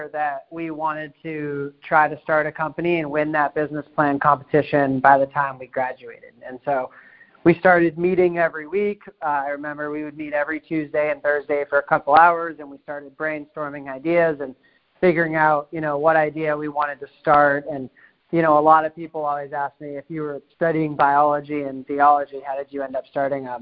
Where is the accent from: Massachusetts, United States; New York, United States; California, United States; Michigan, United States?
Massachusetts, United States; Hopkinton; I was born in a suburb a little bit outside of Boston, Massachusetts, a small town called Hopkinton, which is where the Boston Marathon starts, so 26 miles west of the city. And I grew up there